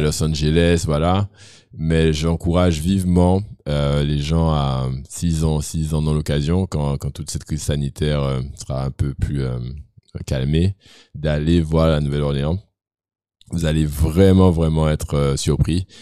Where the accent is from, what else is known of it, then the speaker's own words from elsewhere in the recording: Guadeloupe; Je viens de la Guadeloupe. Tout le monde vient d'ailleurs. J'étais le seul Guadeloupéen de l'école d'ailleurs